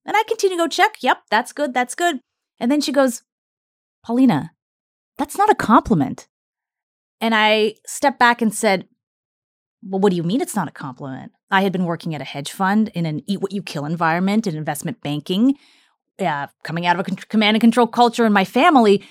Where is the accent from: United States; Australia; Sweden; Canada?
Canada; also born or lived in Russia; I was born in Soviet Russia and then came to Canada when I was five and a half and grew up in Canada